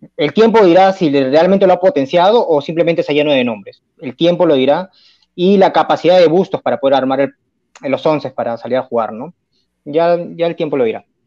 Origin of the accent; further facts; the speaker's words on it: Lima, Peru; yo estudié y, y crecí en, Ate, en Vitarte